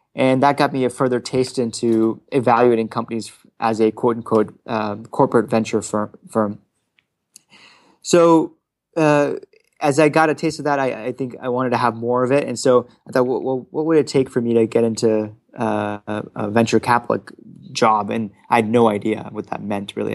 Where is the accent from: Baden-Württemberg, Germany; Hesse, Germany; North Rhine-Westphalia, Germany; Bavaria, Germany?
Hesse, Germany; Frankfurt; now in Palo Alto, United States; as a child, uh, growing up in Frankfurt, Germany